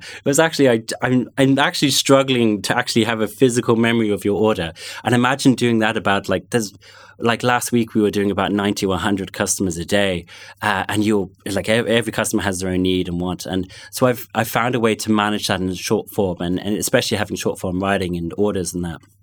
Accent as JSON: {"language": "English", "region": "London", "country": "United Kingdom", "tie": "born or raised there", "also_born_or_lived": "North Connemara", "accent": "London", "first_language": "English", "moved": "yes", "lives_now": "Galway, Ireland", "said": "I grew up in London, and it's funny, if I go back to London, I will, I still have those friends from primary school"}